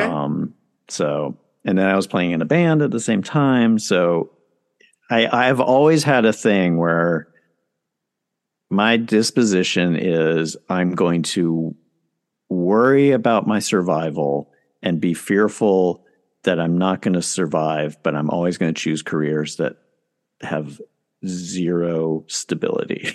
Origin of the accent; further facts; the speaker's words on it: Charlotte, North Carolina, United States; moved away as an adult; also born or lived in New York City; I grew up in Charlotte, North Carolina.